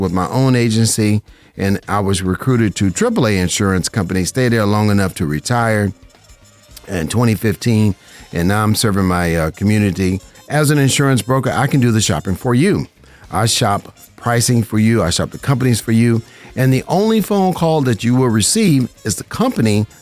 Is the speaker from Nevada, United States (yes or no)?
yes; Las Vegas, Nevada, United States; I'm a licensed insurance broker right here in Vegas. This is my hometown.